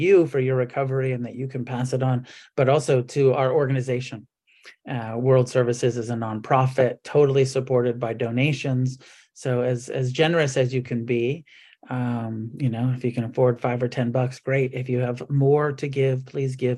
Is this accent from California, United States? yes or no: yes; Santa Cruz, California, United States; We're meeting in Santa Cruz, California for the conference this year, which also happens to be my hometown where I grew up